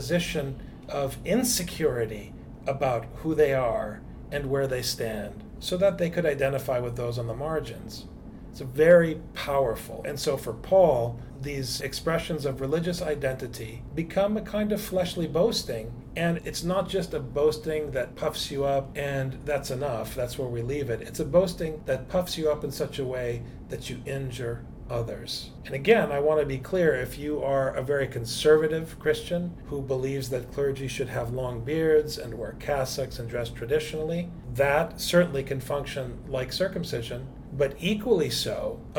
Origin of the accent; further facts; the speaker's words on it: United States; I am obviously an American, but I'm also an Arab. My parents are immigrants